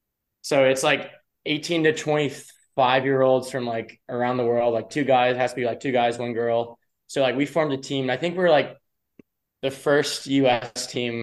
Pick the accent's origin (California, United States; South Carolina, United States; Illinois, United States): South Carolina, United States; Charleston; moved away as an adult; now in Tampa, United States; I grew up in James Island